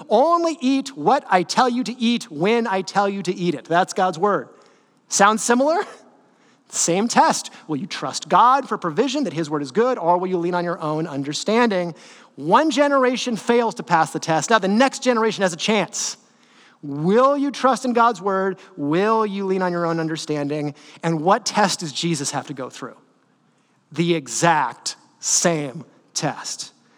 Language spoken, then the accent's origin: English; Northern California, United States; I grew up in NorCal, but I'm like SoCal at heart